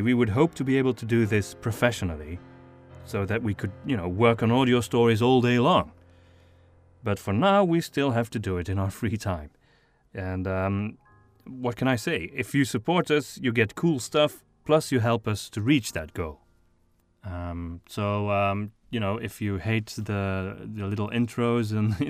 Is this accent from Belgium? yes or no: yes; Flanders, Belgium; first language Flemish; English is a second language; My wife and I are from the northern part of Belgium